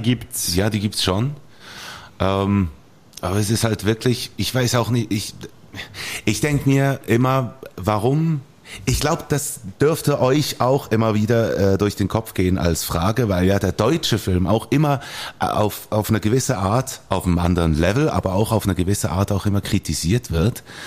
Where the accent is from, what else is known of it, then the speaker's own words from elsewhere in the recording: Bern, Switzerland; accent: Bernese; ich hatte meinen Dialekt, meinen Berner Dialekt